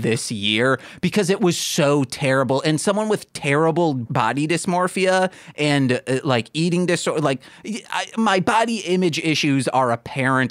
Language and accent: English; Michigan, United States; I'm from Michigan.